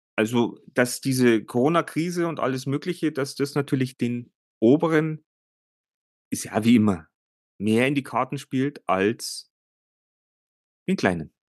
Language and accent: German; Germany; bei uns in Deutschland